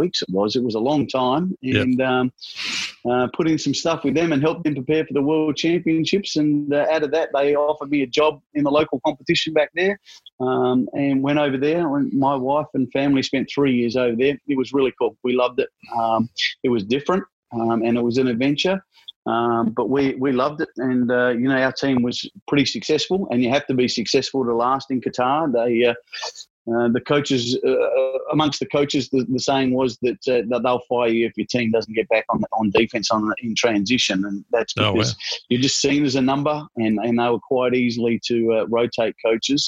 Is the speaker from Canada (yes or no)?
no; Adelaide, South Australia, Australia; moved away as an adult; also born or lived in Perth; now in Victoria, Australia; Growing up in Adelaide was great.